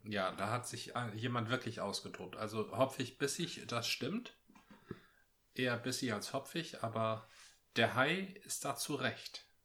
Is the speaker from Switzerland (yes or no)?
no; Northern Germany, Germany; bei uns im Norden